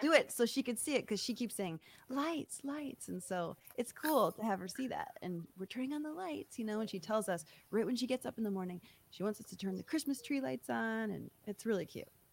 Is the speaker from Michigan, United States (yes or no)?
yes; Michigan, United States; moved away; I grew up in Michigan